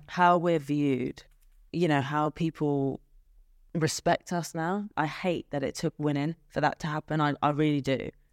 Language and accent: English; England, United Kingdom; I'm typically English.